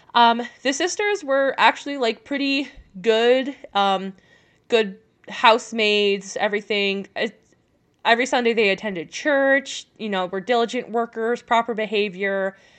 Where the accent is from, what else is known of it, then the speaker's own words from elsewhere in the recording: France; like me, from France.